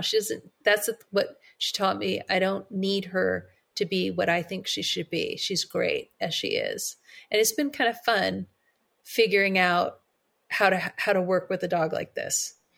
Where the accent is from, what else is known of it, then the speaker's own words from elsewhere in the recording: Monterey County, California, United States; also born or lived in Bay Area; we had always wanted to move out of the Bay Area and move back to my hometown uh, in Monterey County